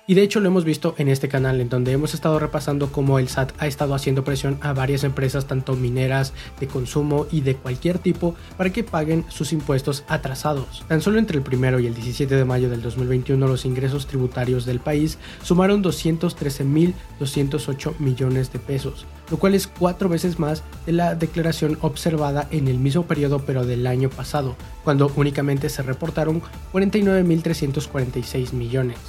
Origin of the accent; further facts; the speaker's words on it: Mexico; de nosotros como mexicanos